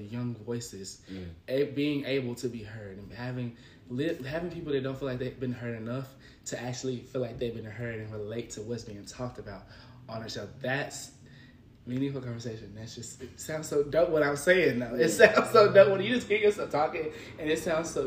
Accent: Memphis, Tennessee, United States; I'm from Memphis.

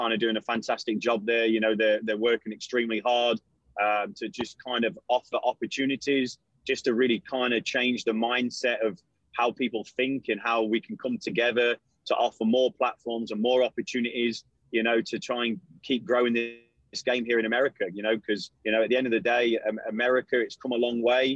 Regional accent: London, United Kingdom; now in Knoxville, United States; I'm from London, England

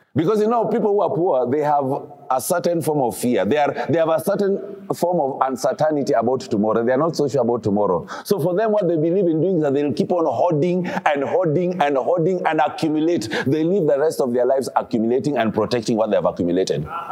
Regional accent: Kisumu, Kisumu County, Kenya; I grew up in Kisumu.

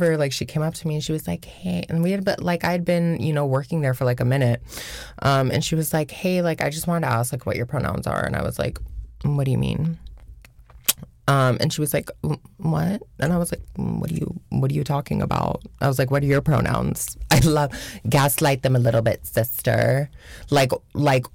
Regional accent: Washington, United States; moved away as an adult; now in New York, United States; I am from Washington State

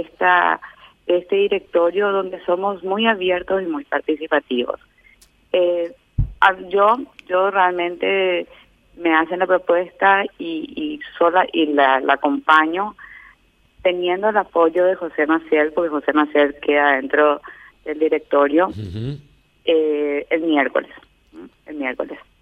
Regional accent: Paraguay; me llena de orgullo como paraguaya

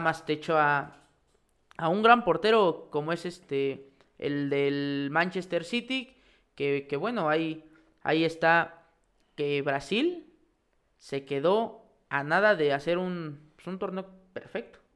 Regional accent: Pachuca, Hidalgo, Mexico; nosotros que somos de Pachuca

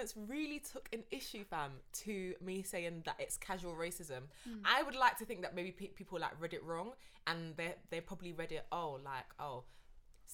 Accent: London, United Kingdom; I'm actually from South London

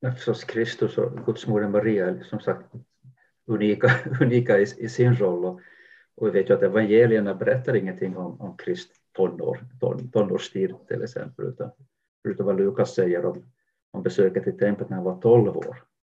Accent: Jakobstad, Ostrobothnia, Finland; now in Sweden; jag växte upp i, Jakobstad västra Finland vid kusten

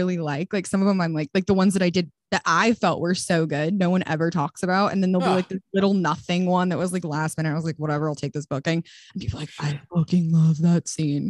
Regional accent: Longmont, Colorado, United States; moved away as an adult; also born or lived in Dallas, Texas; now in Los Angeles, United States; I call Longmont my hometown. I lived there till I was 18.

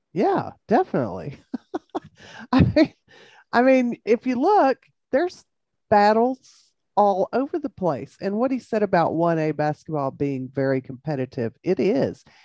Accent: Jayton, Texas, United States; I grew up in Jayton

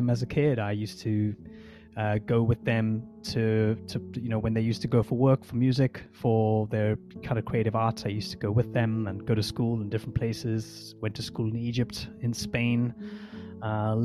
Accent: South Africa; I was born in South Africa

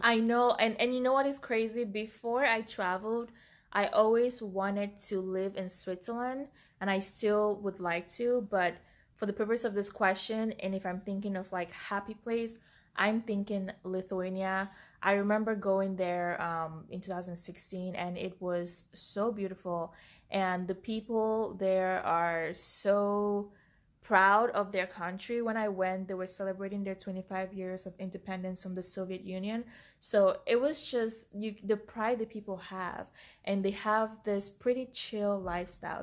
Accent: Cameroon; moved away; we grew up in Cameroon, Africa

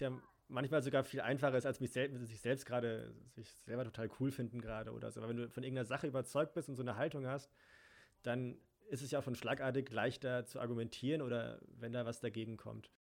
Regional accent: Germany; Bin hier geboren

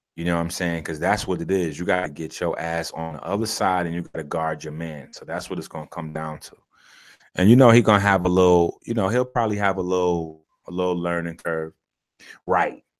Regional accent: New York, United States; as a New Yorker

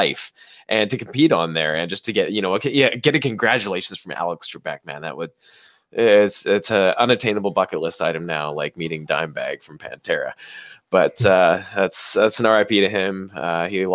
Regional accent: Canada; We're Canadian

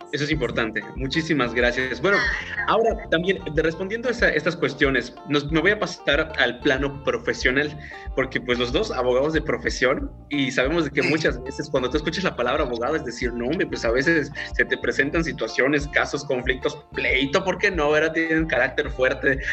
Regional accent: Yucatán, Mexico; como yucatecos y las personas que no están de Yucatán, pues bueno, nos sentimos súper orgullosos

